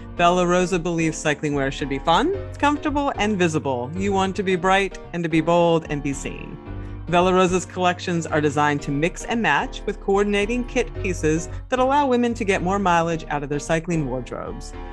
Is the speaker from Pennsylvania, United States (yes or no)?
yes; Pennsylvania, United States; I come from Pennsylvania, which is a big wrestling state